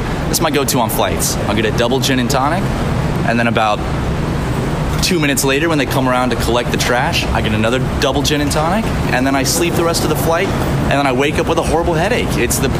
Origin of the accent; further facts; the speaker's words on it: Charleston, United States; my hometown of Charleston.